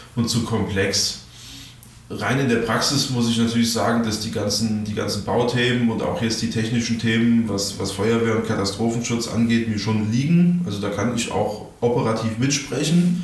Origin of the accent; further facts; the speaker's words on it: Darmstadt, Hesse, Germany; bei uns in Darmstadt